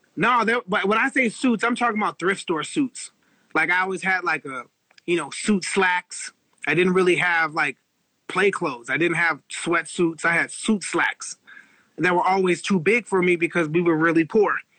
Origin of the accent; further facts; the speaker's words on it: Los Angeles, California, United States; moved away as an adult; I grew up in East LA. Uh, we were the only black family in an all Mexican neighborhood